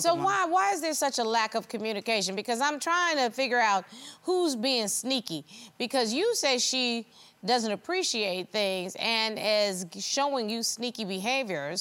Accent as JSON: {"language": "English", "region": "the South", "country": "United States", "said": "I'm from the South"}